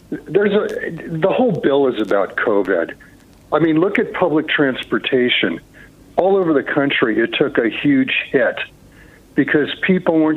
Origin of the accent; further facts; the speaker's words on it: California, United States; I'm a Californian. I'm a second generation Californian. So I was in seventh grade when Reagan got elected.